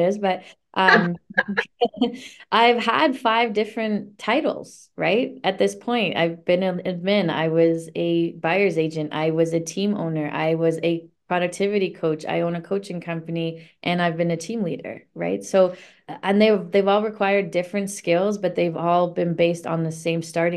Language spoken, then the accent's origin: English; Niagara area, Ontario, Canada; moved away as an adult; now in Toronto, Canada; I grew up in the Niagara area